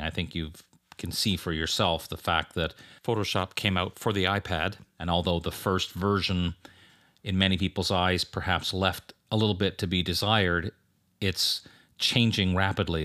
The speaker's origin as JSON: {"language": "English", "country": "Canada", "moved": "yes", "said": "teaching up in my home country of Canada"}